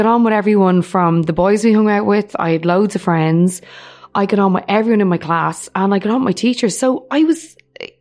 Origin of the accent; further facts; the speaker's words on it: Dublin, Leinster, Ireland; I was a really, really happy kid, brought up in Finglas, north side of Dublin